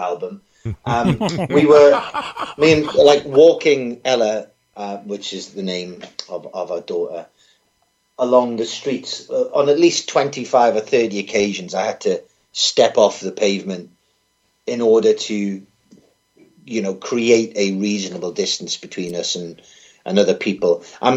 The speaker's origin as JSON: {"language": "English", "town": "Newcastle upon Tyne", "region": "North East England", "country": "United Kingdom", "tie": "born or raised there", "also_born_or_lived": "Cardiff, Wales", "accent": "Geordie", "moved": "as an adult", "lives_now": "London, United Kingdom", "said": "I'm from Newcastle in the northeast of England, and I went to Cardiff, Wales, to do my journalism degree"}